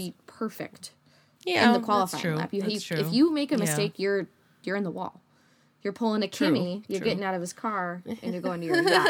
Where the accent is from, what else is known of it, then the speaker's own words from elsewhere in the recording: Midwest, United States; We're from the Midwest. We drive everywhere.